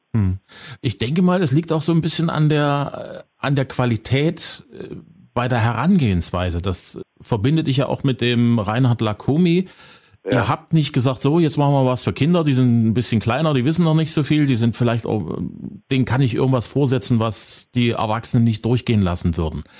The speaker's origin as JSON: {"language": "German", "area": "the East", "region": "eastern Germany", "country": "Germany", "said": "hier bei uns im Osten"}